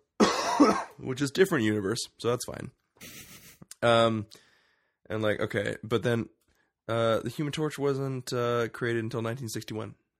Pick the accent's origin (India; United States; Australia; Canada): Canada; we're Canadian